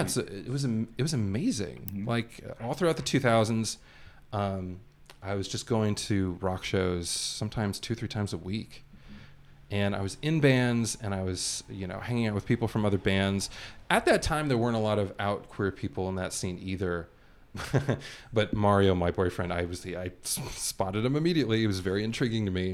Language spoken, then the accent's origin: English; Los Angeles, California, United States; born and raised here in LA. Never lived anywhere else.